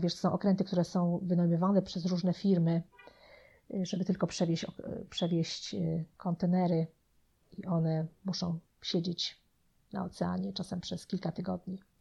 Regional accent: Poland; moved away as an adult; also born or lived in New Jersey, United States; now in United States; ja byłam bardzo młoda, jak wyjechałam z Polski, miałam wtedy 19 lat

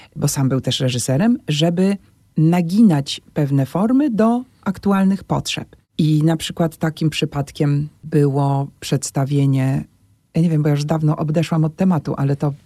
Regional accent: Warsaw, Masovian Voivodeship, Poland; tu się wychowywałam na e, Solcu, na Kruczkowskiego

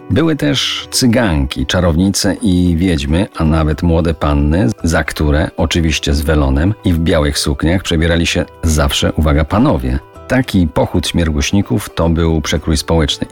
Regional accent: Kozy, Silesian Voivodeship, Poland; w mojej rodzinnej wsi Kozy u stóp Beskidu Małego

